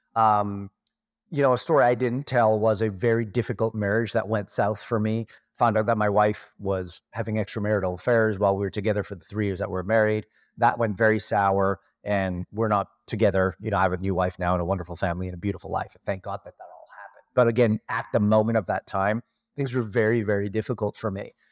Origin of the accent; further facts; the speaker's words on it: Toronto, Ontario, Canada; moved away as an adult; now in Kelowna, Canada; I was born and raised in Toronto, Canada